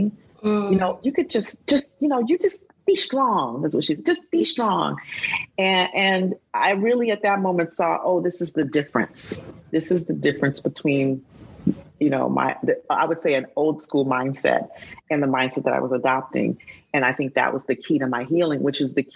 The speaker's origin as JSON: {"language": "English", "town": "Huntsville", "region": "Alabama", "country": "United States", "tie": "born or raised there", "said": "we grew up in Alabama, in Huntsville."}